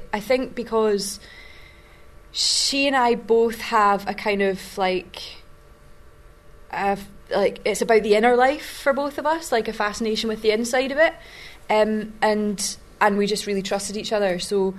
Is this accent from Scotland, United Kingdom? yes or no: yes; Glasgow, Scotland, United Kingdom; accent: Glaswegian